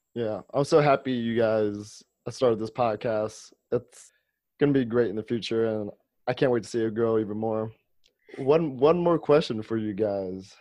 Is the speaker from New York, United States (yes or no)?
no; Ohio, United States; I'm from Ohio.